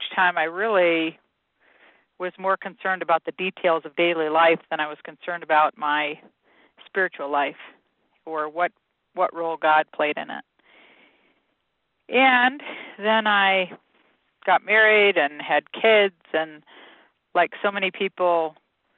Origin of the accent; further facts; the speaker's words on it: Michigan, United States; I grew up in Michigan